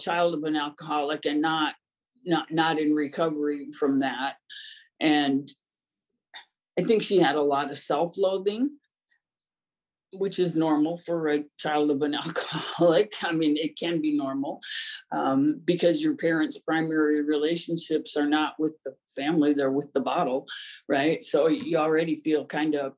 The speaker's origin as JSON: {"language": "English", "region": "Ohio", "country": "United States", "tie": "born or raised there", "said": "I grew up in Ohio in a small town"}